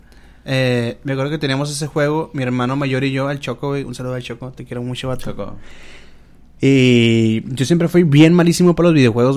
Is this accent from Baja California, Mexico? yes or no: no; Culiacán, Sinaloa, Mexico